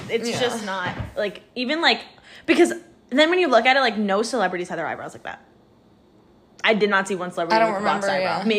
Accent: New Jersey, United States; Yes, but we're from New Jersey.

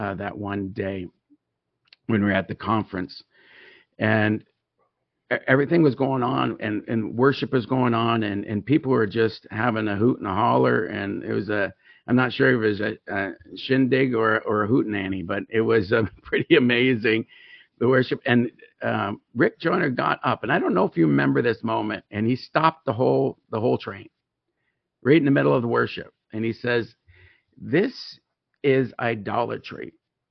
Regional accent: Tyendinaga Mohawk Territory, Ontario, Canada; As many of you know, that I'm a Mohawk. I was raised on the Tandanega Mohawk territory

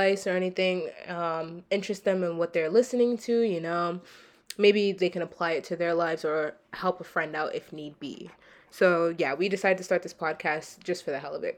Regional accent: Rhode Island, United States; I'm 19 years old and I'm from Rhode Island.

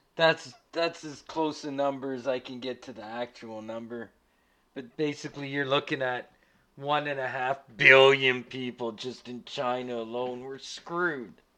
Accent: Canada; As a Canadian

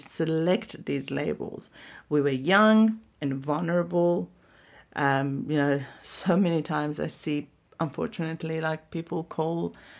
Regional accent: Iran; So I'm from Iran.

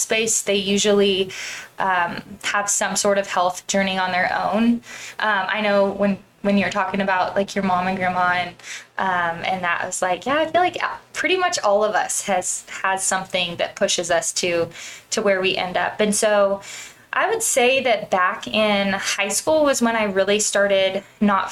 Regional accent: Central California, United States; I grew up in Central California

